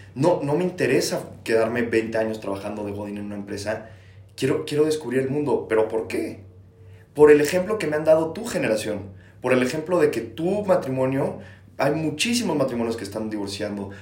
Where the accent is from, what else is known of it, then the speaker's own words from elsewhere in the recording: Mexico; no soy de la Ciudad de México, soy de otro estado de la República